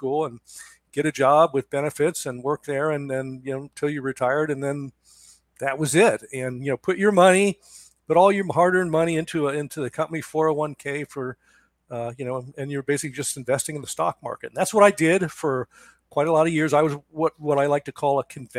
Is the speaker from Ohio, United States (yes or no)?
yes; Cincinnati, Ohio, United States; moved away as an adult; also born or lived in Daytona Beach, Florida / Seattle, Washington; now in Charleston, United States; I grew up in Cincinnati, Ohio